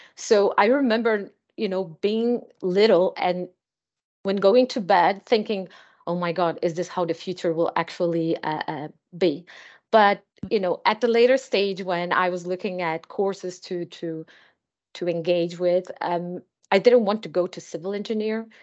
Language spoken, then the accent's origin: English; Azores Islands, Portugal; now in Lisbon, Portugal; I am from the Azores Islands